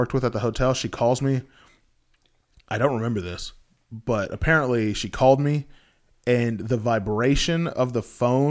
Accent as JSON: {"language": "English", "region": "Texas", "country": "United States", "said": "I say both, but most of the time, it's a tech... I'm from Texas, so"}